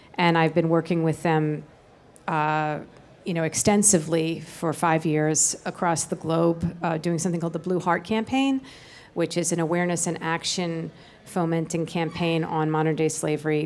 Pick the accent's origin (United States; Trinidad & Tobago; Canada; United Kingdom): United States; Tenafly, New Jersey; also born or lived in Manhattan, New York; We grew up in Tenafly, New Jersey